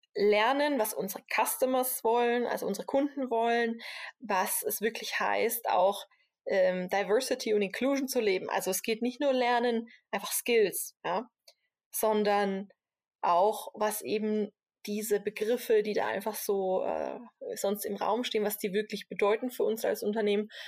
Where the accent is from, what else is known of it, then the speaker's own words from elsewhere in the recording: Switzerland; als Schweizer